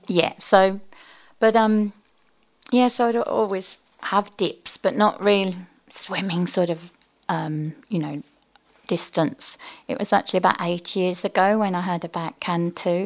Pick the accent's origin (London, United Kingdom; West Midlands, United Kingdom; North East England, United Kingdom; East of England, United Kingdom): West Midlands, United Kingdom; just north of Birmingham; moved away as an adult; also born or lived in Oxford, England; now in Manly, Australia; I'm from England originally, just north of Birmingham.